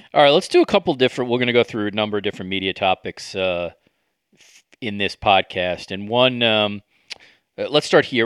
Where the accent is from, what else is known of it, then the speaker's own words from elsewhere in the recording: New York City, New York, United States; I lived in New York City when 9/11 happened